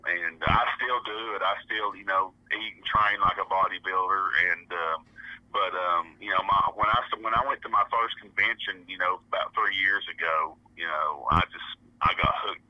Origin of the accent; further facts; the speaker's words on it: Owen, Tennessee, United States; I'm from a little town called Owen, Tennessee, and that's on like the North Carolina border. And I'm like 2 hours away from Knoxville, so it's a little hole in the earth.